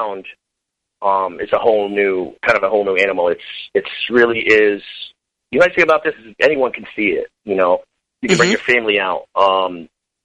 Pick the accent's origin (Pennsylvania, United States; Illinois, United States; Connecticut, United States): Connecticut, United States; I'm from Connecticut originally, and still here.